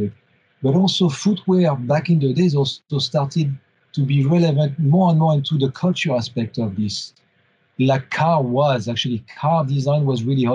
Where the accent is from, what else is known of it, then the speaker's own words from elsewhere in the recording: France; moved away as an adult; also born or lived in Munich / Nuremberg; now in Germany; So I'm born and raised in France at the end of the 70s.